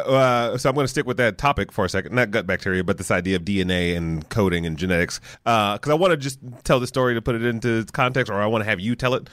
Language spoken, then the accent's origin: English; Detroit, Michigan, United States; moved away; I'm from Detroit originally